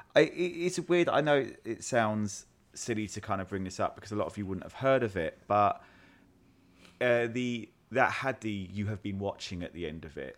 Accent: United Kingdom; I'm British

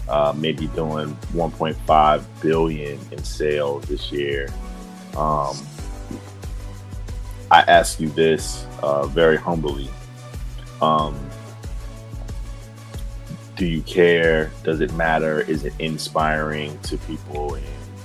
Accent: Norfolk, Virginia, United States; my hometown of Norfolk, Virginia

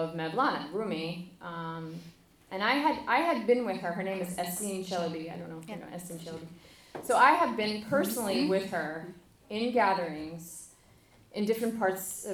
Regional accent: United States; me, as like an American

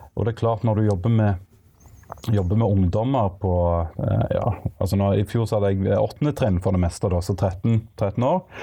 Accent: Egersund, Rogaland, Norway; moved away as an adult; also born or lived in Bergen; now in Stavanger, Norway; Jeg er opprinnelig fra Egersund, men nå er jeg bosatt i, eh, i Stavanger

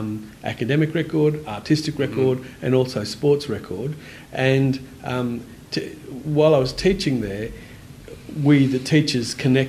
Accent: Innisfail, Queensland, Australia; moved away; also born or lived in Darwin; And I was born in Innisfail. That's just a bit south of Cairns.

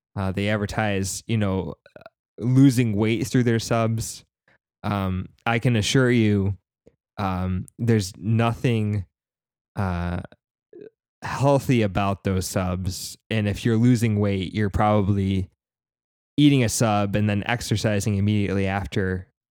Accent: upstate New York, United States; I grew up in a very small town, uh, nowhere near Syracuse, New York. Um, it was still in upstate New York.

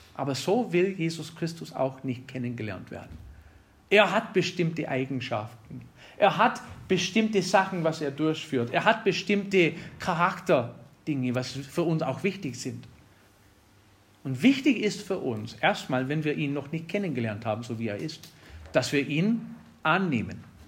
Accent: Wisconsin, United States; German is a second language; moved away; Ich komme aus Wisconsin

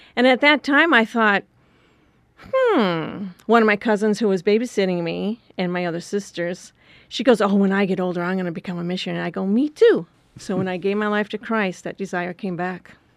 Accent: Wisconsin, United States; moved away; I grew up in Wisconsin on a farm

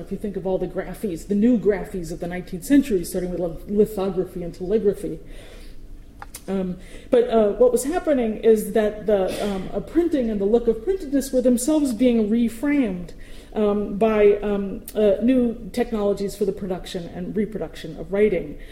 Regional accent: New York City, New York, United States; as a New Yorker, I speak incredibly quickly.

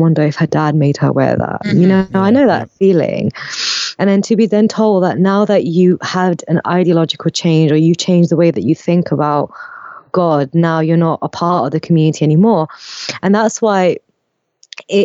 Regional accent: Pakistan; as a Pakistani atheist

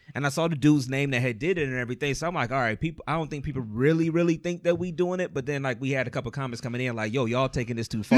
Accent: Cleveland, Ohio, United States; we're all from Cleveland

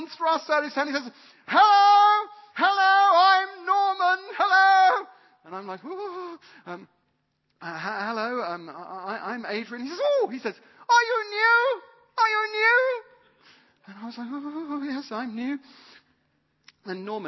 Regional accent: United Kingdom; I'm British.

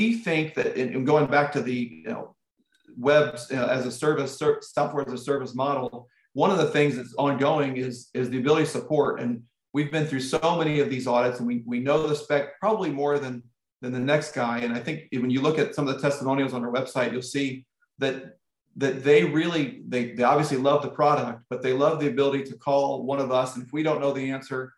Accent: Indianapolis, Indiana, United States; Indianapolis, which is my hometown

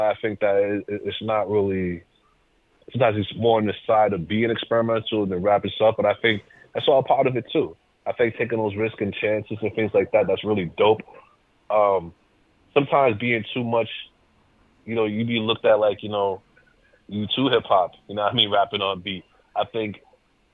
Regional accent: Worcester, Massachusetts, United States; accent: Massachusetts; I come from a place called Worcester in Massachusetts. A lot of our words sound sharp

